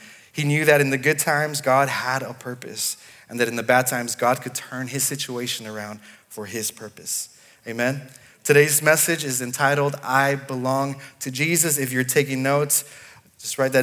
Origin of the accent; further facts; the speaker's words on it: Los Angeles, California, United States; moved away as an adult; also born or lived in Dallas, Texas / Nashville area, Tennessee / Sydney, Australia; now in Clarksville, United States; I was born in LA, in California, and we did not move to Clarksville